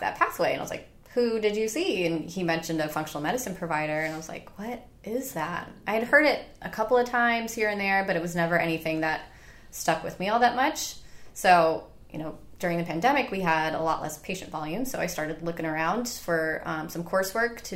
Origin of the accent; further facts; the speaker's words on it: upstate New York, United States; moved away as an adult; now in Charleston, United States; I'm from New York originally, so I did med school up there and all my undergraduate work up there.